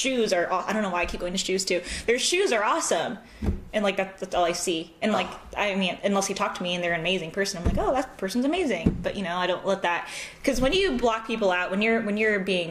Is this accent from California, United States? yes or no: yes; Southern California, United States; accent: American; also born or lived in Los Angeles; now in St. Louis, United States; growing up in Southern California